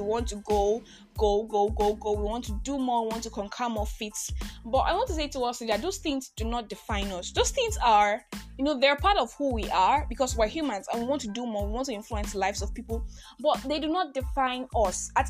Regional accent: Nigeria; I am Christian. I am Nigerian

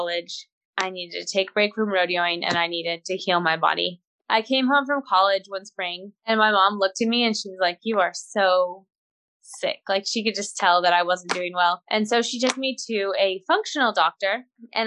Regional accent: Wyoming, United States; moved away as an adult; also born or lived in Panhandle of Oklahoma; now in Oklahoma, United States; I grew up in Wyoming

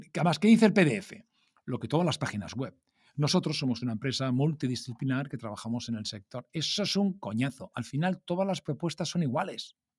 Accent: Alicante, Valencian Community, Spain; como yo soy de Alicante

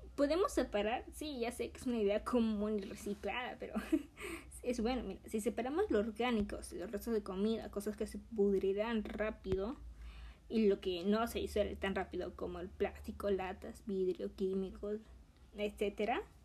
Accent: Peru; mi país, que es Perú

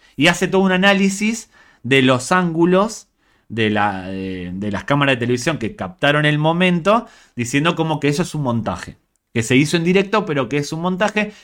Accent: New York, United States; also born or lived in Galicia; A mí como neoyorquino

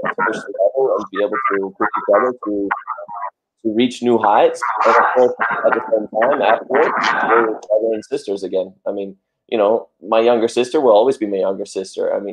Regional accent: Australia; moved away; also born or lived in United States / Denmark; I was born in USA and then I grew up in Australia. And then after Australia, I moved to Denmark.

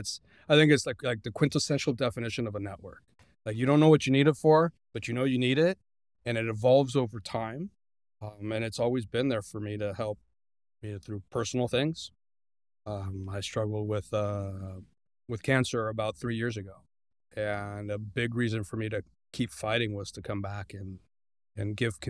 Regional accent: Guadalajara, Jalisco, Mexico; English is a second language; now in United States; So I was born in Mexico, and then I started. I moved to the States when I was 2. My dad worked for Hewlett Packard, so immigrated to the United States, and I pretty much started growing up here. And when I was 10, I moved back to Mexico, back to Guadalajara. I lived 6 years in Guadalajara.

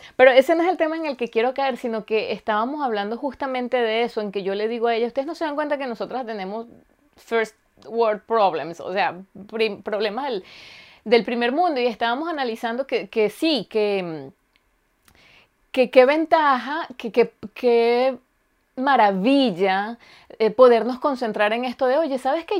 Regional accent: Venezuela; also born or lived in Germany; now in Finland; yo soy venezolana

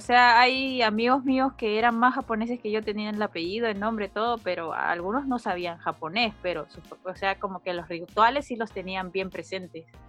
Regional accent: Peru; now in Japan; en mi país, en, en Perú

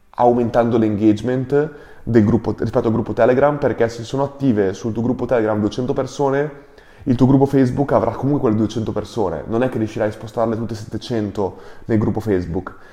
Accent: Ferrara, Emilia-Romagna, Italy; siamo cresciuti insieme a Ferrara

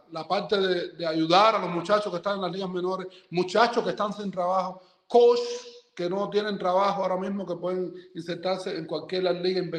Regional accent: Cuba; los que estamos de lado acá somos cubanos. Somos cubanos que en el momento decidimos venir para acá

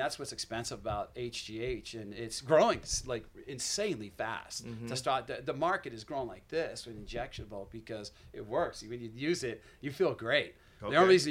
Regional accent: Maine, United States; moved away as an adult; I'm from Maine.

